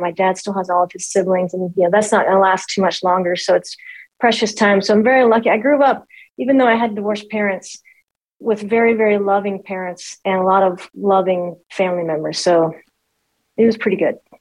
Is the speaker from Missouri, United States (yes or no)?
no; Monroe, Louisiana, United States; also born or lived in Jonesboro, Louisiana; I was born in Monroe, Louisiana. Um, and that's North Louisiana